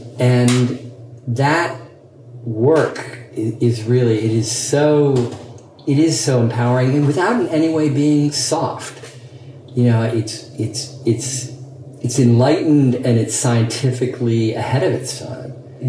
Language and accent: English; England, United Kingdom; as a gay man growing up in Alan Turing's England, where sexual activity was punishable by chemical castration, that was a plausible fear to have.